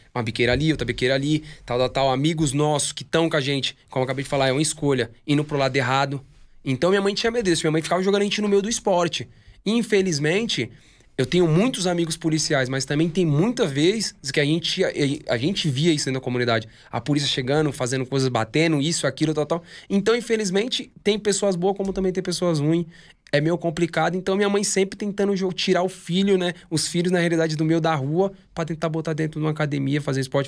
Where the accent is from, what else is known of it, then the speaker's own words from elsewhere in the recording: Guarujá, São Paulo, Brazil; sou de Vicente Carvalho